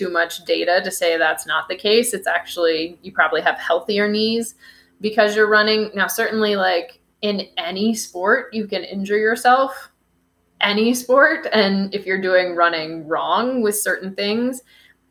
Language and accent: English; Kansas City, Missouri, United States; also born or lived in Florida; now in Denver, United States; Originally from Kansas City, but Missouri